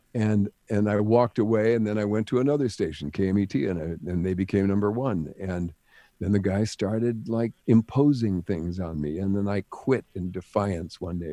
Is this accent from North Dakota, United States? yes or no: yes; Jamestown, North Dakota, United States; moved away as an adult; also born or lived in Los Angeles; I came from Jamestown, North Dakota